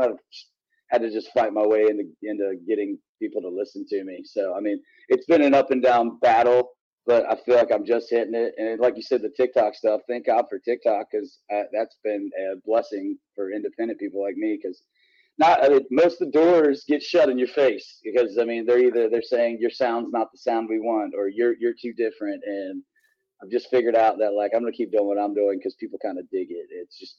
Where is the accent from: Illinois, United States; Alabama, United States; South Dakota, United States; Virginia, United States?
Virginia, United States; moved away as an adult; now in Nashville, United States; I grew up in one of those beautiful areas in the country